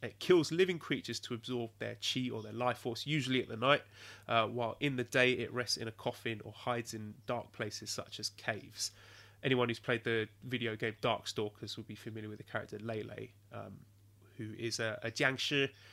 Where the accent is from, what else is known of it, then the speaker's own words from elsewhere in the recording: England, United Kingdom; moved away; an Englishman